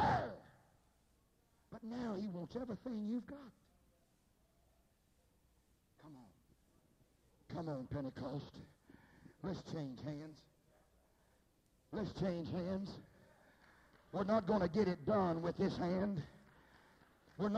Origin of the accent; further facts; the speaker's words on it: Sundown, Texas, United States; I was raised in Sundown, Texas